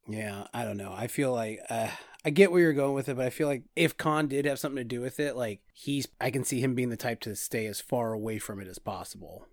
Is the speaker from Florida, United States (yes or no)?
no; California, United States; we're from California. Car chases happen here all the time